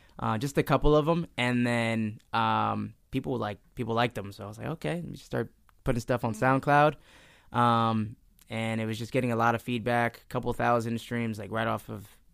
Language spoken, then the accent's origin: English; Easton, Pennsylvania, United States; also born or lived in New Jersey; I was born in New Jersey, but I moved out in Easton when I was, like, 5